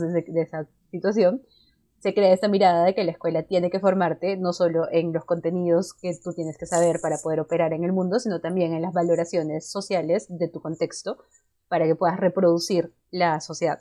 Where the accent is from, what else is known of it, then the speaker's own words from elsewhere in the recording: Cusco, Peru; yo soy de Cusco